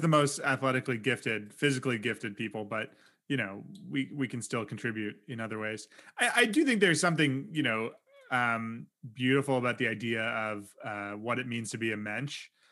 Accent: Canada; we're both Canadian

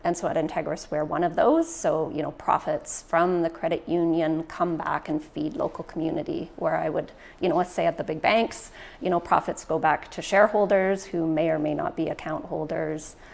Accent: Prince George, British Columbia, Canada; also born or lived in Ontario; I was born and raised in Prince George.

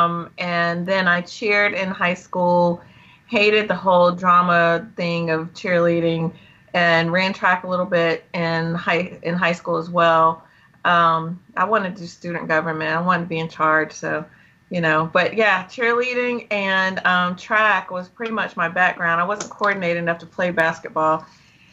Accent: Malden, South Carolina, United States; from Malden, South Carolina

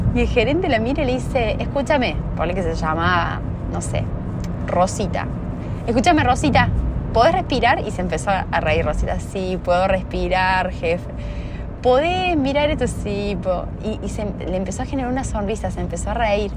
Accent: Argentina; en mi país

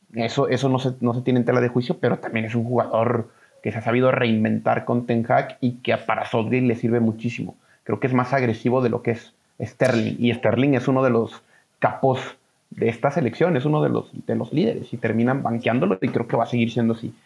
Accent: Mexico; somos mexicanos

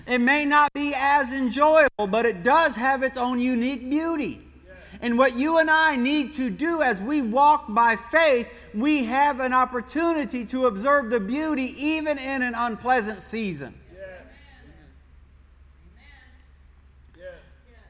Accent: Michigan, United States; moved away; also born or lived in Poland; I grew up in Michigan

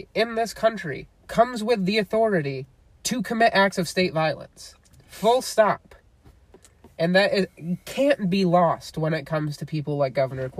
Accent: United States

